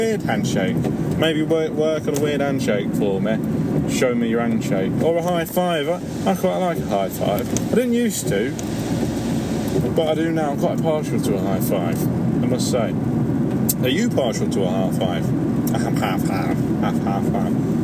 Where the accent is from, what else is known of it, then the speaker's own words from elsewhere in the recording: Leicester, East Midlands, United Kingdom; I'm from Leicester, which is in the Midlands.